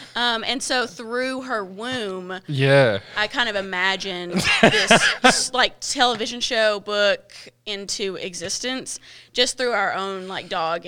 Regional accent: Boston, Massachusetts, United States; born there; accent: Boston; I was born in Boston, as you all know, as you can tell by my accent.

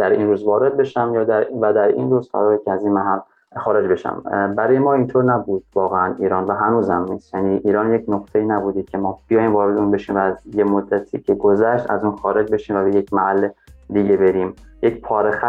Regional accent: Afghanistan; ببین من افغان هستم از افغانستان هستم تو ایرانی هستی

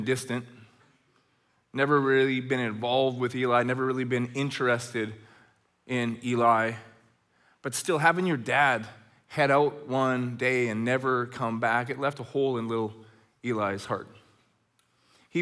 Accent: Red Deer, Alberta, Canada; now in Chilliwack, Canada; When I was a kid growing up in Red Deer, Alberta

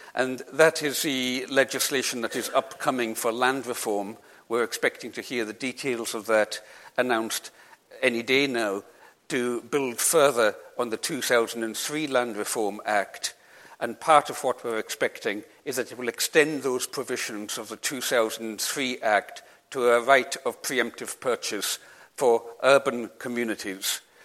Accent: England, United Kingdom; also born or lived in Isle of Lewis; I was born in England, my mother's English

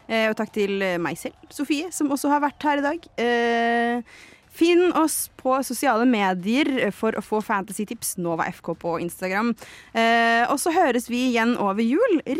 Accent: Lillehammer, Innlandet, Norway; Jeg er fra Lillehammer.

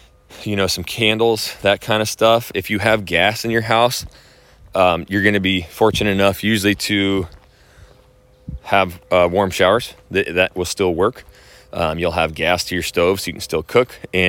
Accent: Idaho, United States; You know, where I'm from Idaho, and I'll just be brutally honest, people hate, despise other people moving to Idaho.

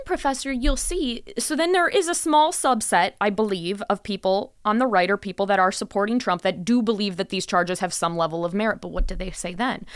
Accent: Wisconsin, United States; now in Las Vegas, United States; my home state of Wisconsin

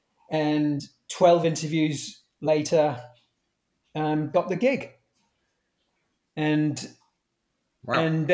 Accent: Manchester, North West England, United Kingdom; I was from Manchester. I was a Man U fan.

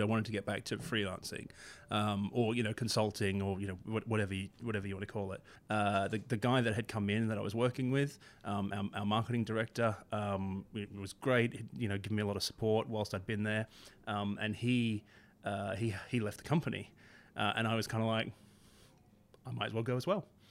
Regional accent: Australia; moved away as an adult; now in United Kingdom; I, I grew up in Australia

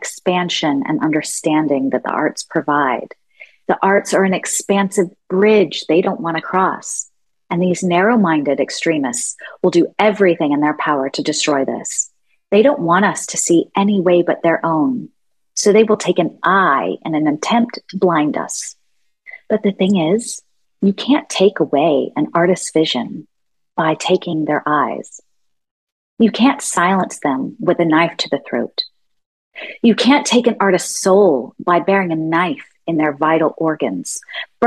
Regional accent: Fort Worth, Texas, United States; I grew up in Fort Worth, Texas, Cowtown

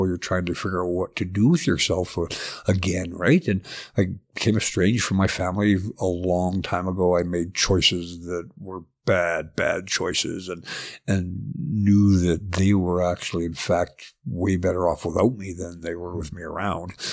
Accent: southern Alberta, Canada; also born or lived in Edmonton; I was born in Edmonton, but moved to southern Alberta when I was about five and then stayed there till I was eighteen

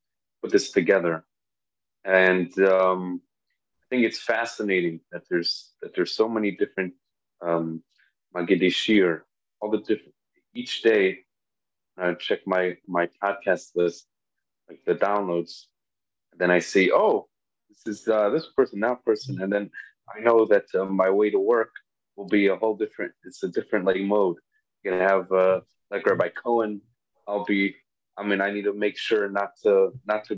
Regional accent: Chicago, Illinois, United States; growing up in Chicago

